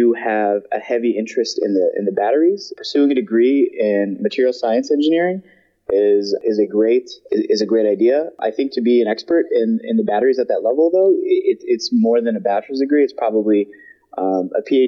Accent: Midwest, United States; I grew up in the Midwest

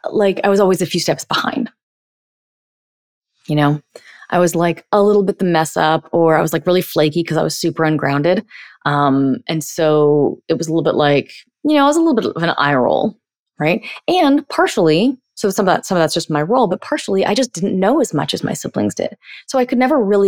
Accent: United States; I'm 38 and I'm an empowered woman and I'm from America

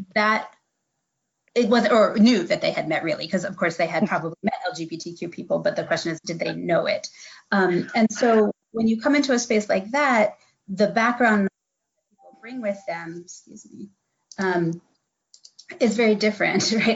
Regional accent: Midwest, United States; moved away as an adult; now in Eastern North Carolina, United States; I'm actually mm-hmm. from the Midwest.

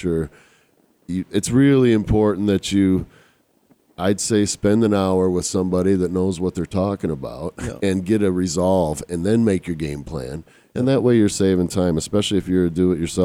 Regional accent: Michigan, United States; moved away as an adult; I'm from Michigan

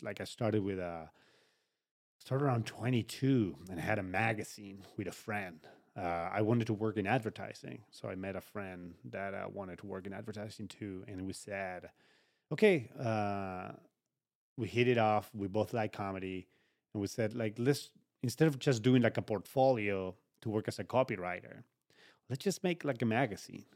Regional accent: Uruguay; moved away; It was all back home. I'm from Uruguay

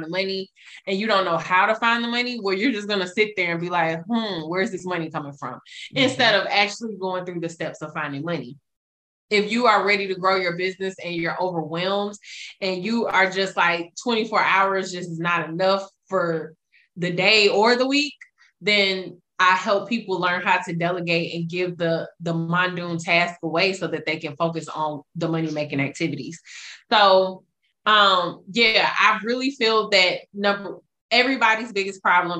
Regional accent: Atlanta, Georgia, United States; now in Dallas, United States; I am a native from Atlanta

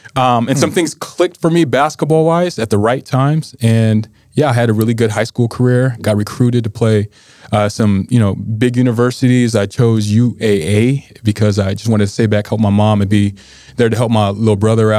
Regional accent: Anchorage, Alaska, United States; I am from Anchorage.

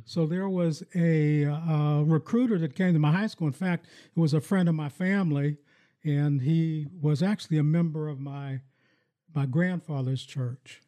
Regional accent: Farrell, Pennsylvania, United States; now in Lansing, United States; when I grew up in my hometown in, in Farrell, Pennsylvania

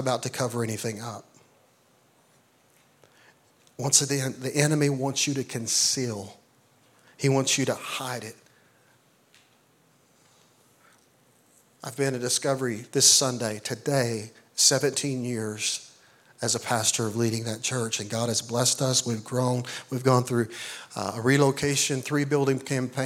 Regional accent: Eastern Oklahoma, United States; I'm from Eastern Oklahoma, raised on a farm

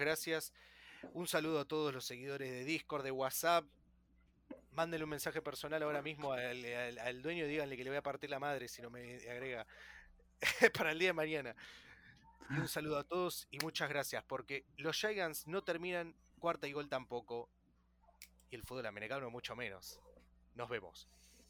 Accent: Argentina; el único argentino que habla de fútbol americano

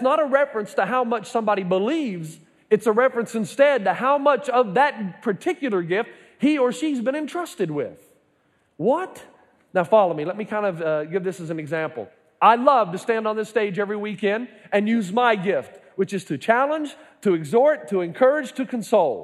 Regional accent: Elizabethton, Tennessee, United States; moved away; I went back to Elizabethton, Tennessee

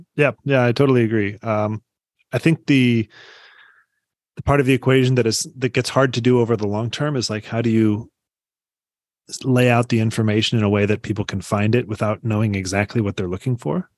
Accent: Iowa City, Iowa, United States; also born or lived in Des Moines, Iowa; I grew up in Iowa City, and we have one of his Carnegie's libraries

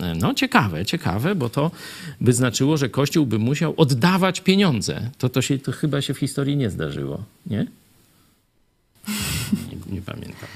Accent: Kraśnik, Lublin Voivodeship, Poland; born or raised there

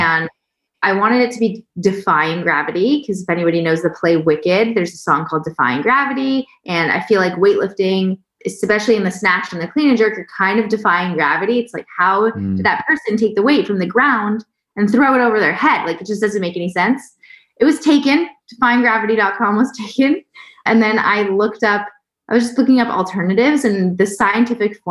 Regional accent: Toronto, Ontario, Canada; now in Austin, United States; I'm Canadian, currently living in Austin, Texas. And my background, growing up in Toronto, Canada

